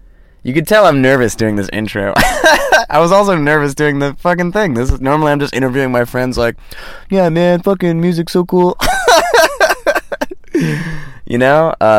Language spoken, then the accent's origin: English; Los Angeles, California, United States; now in Ireland; and I'm from Los Angeles / live in Los Angeles.